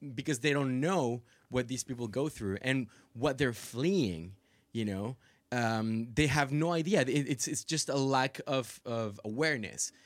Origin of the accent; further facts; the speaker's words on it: Monterrey, Nuevo León, Mexico; moved away; I grew up in Monterrey